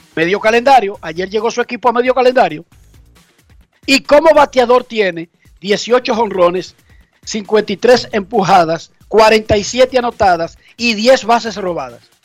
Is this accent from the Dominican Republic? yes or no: yes; Dominican Republic; now in United States; Soy dominicano y soy estadounidense